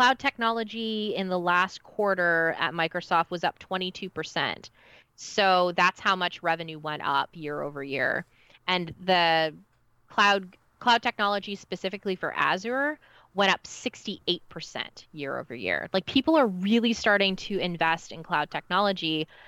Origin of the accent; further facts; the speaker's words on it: Canada; as a Canadian